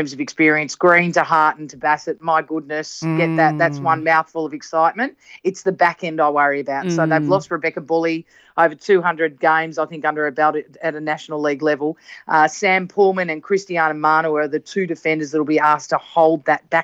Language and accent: English; Australia; I am an Australian